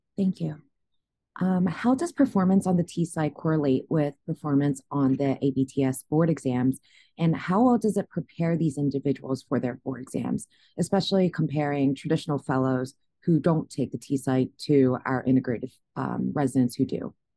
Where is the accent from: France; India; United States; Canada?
United States; Philadelphia, Pennsylvania; moved away; Temple University in my hometown, Philadelphia.